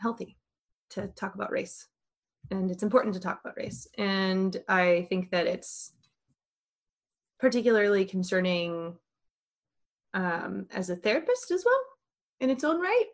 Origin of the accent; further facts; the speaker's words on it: Minnesota, United States; moved away; I am from Minnesota. Had my wife and I stayed there, we would live one block from where the rioting started in Minneapolis.